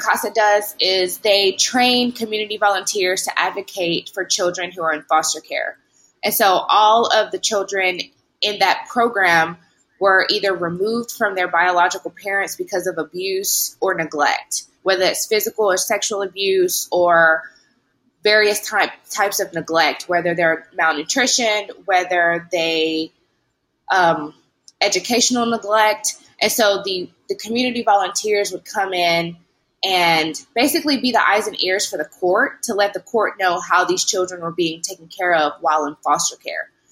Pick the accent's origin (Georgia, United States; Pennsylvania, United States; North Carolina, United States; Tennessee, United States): Tennessee, United States; Lewisburg; moved away as an adult; also born or lived in Newark, New Jersey / Knoxville, Tennessee / Dallas, Texas / New York; now in Louisiana, United States; I'm originally from Jersey, from Newark, um, but I grew up in Lewisburg, Tennessee